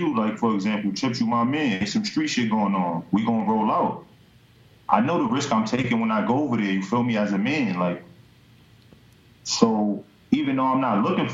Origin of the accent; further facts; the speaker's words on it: New York City, New York, United States; I'm from Webster, 183rd. Like, you know what I mean? But I'm from the Bronx.